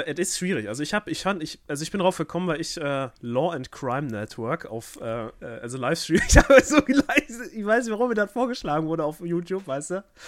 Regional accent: Germany; mir als Deutscher

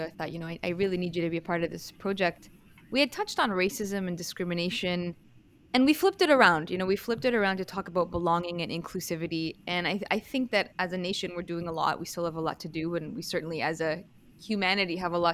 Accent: Canada; I'm Canadian born, Italian culture, Italian heritage.

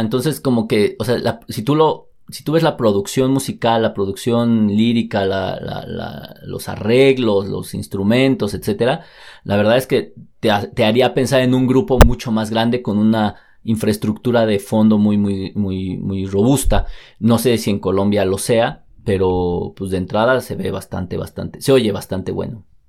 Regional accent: Mexico; como mexicano

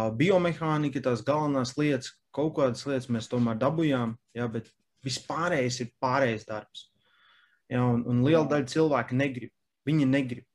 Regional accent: Latvia; mēs esam latvieši

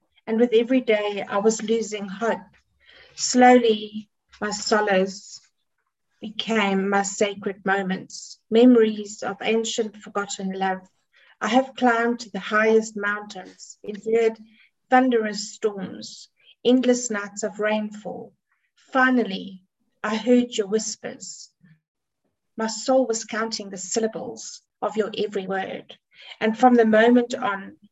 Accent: South Africa; I'm from South Africa

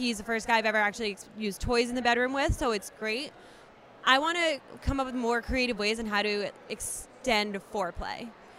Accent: Connecticut, United States; I'm from Connecticut, just along with Katie, and I'm 24.

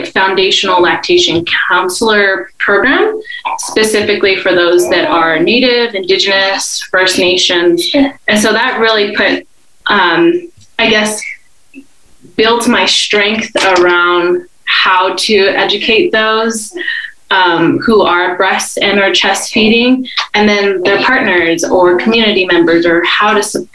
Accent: Taos, New Mexico, United States; I'm here from Taos, from the Taos Pueblo community

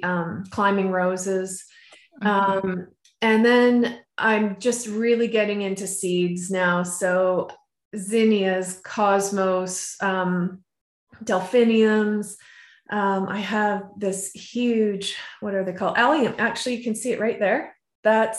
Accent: just outside of Vancouver, BC, British Columbia, Canada; moved away; I grew up just outside of Vancouver, BC, and they have a very, you know, very mild temperatures

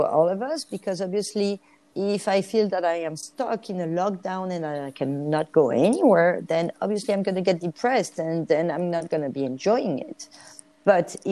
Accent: France; accent: Frenchy; English is a second language; moved away; also born or lived in Galapagos Islands, Ecuador; I'm French. You can recognize my Frenchy accent

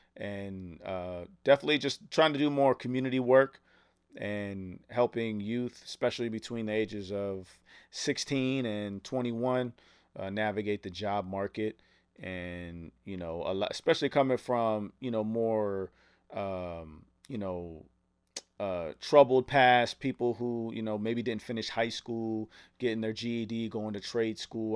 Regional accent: United States; I was from America

